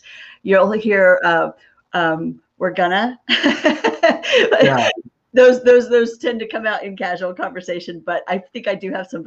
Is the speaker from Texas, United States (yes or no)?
yes; Texas, United States; born there; That's correct. I have lived in several different states, but I was born in Texas. And 4 years ago, my family moved back for a professional opportunity, actually, that my husband had.